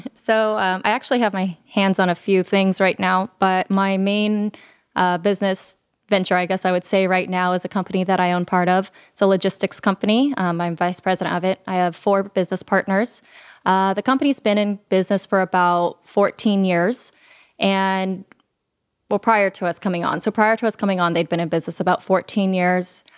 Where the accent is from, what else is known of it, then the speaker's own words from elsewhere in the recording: Sacramento, California, United States; also born or lived in Los Angeles / Salinas; back to Sacramento, uh, where I pretty much grew up